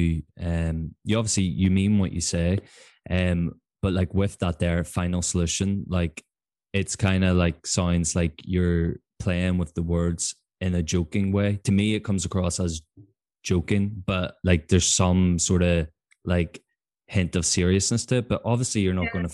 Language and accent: English; Belfast, Northern Ireland, United Kingdom; I come from Belfast